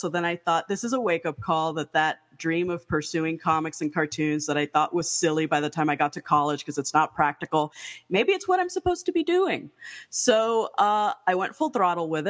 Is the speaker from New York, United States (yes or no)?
no; Miami, Florida, United States; I was born in Miami, Florida, to a Afro-Cuban mother and a white Cuban father